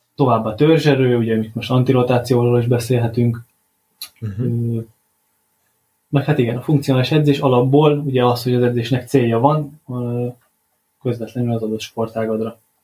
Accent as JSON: {"language": "Hungarian", "town": "Paks", "region": "Tolna", "country": "Hungary", "tie": "born or raised there", "said": "itt Pakson foglalkozhatok focistákkal, ugye az adott klubnál, ahol nevelkedtem"}